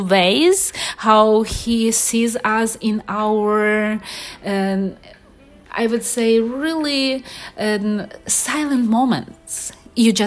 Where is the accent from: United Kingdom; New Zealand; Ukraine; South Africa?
Ukraine; English is a second language; also born or lived in Los Angeles, United States; now in Miami, United States; I'm originally from Ukraine, and this is one of the very central situating country in Europe, very deep history, and we are very family-oriented people from generations to generations. And I grew up in very big family by Ukrainian standards